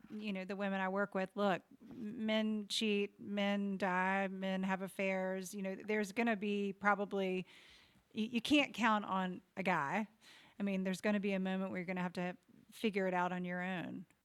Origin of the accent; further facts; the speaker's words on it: the South, United States; growing up in the South